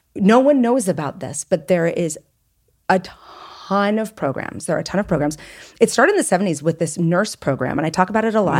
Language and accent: English; United States; also born or lived in France; I'm very American in my thinking.